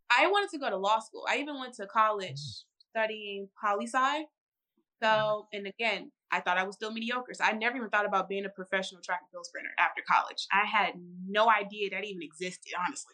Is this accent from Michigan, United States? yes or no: no; St. Louis, Missouri, United States; moved away; I'm initially from St. Louis, Missouri, St. Louis, Missouri